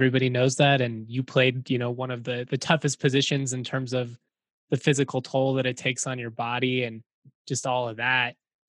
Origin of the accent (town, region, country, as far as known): Lakewood, Colorado, United States; born or raised there; now in Fort Collins, United States